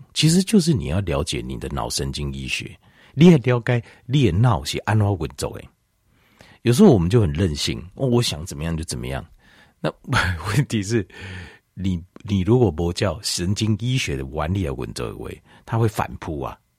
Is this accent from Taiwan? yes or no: yes; Taiwan; 咱台湾人，我们台湾人都追求小确幸